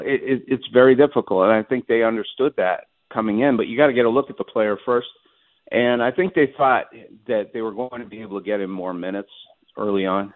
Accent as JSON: {"language": "English", "town": "Montreal", "region": "Quebec", "country": "Canada", "tie": "born or raised there", "moved": "yes", "said": "my hometown of Montreal"}